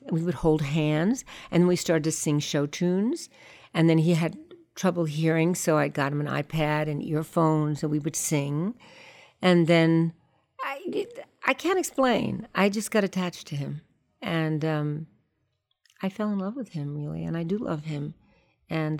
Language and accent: English; New York, United States; I grew up on the Lower East Side